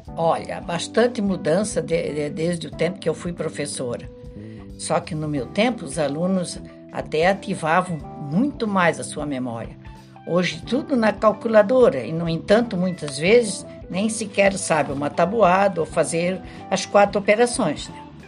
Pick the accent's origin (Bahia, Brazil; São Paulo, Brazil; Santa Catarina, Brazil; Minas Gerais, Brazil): Santa Catarina, Brazil; Major Gercino; moved away as an adult; also born or lived in Florianópolis / Abelardo Luz / Leoberto Leal; na minha terra natal, Boateburgo, Major Gersino